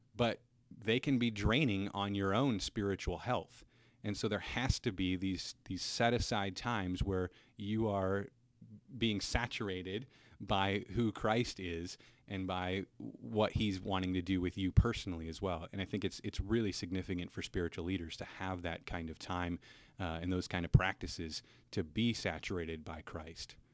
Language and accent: English; Cedar Rapids, Iowa, United States; moved away; also born or lived in Minnesota; originally, I'm from Cedar Rapids, Iowa, so fellow Hawkeye here.